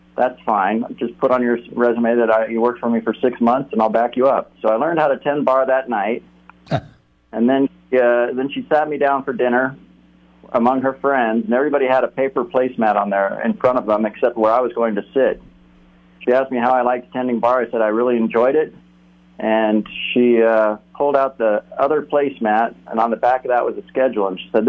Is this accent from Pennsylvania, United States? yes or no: no; Western Colorado, United States; moved away as an adult; also born or lived in Newport Beach / Santa Monica; I grew up in Western Colorado.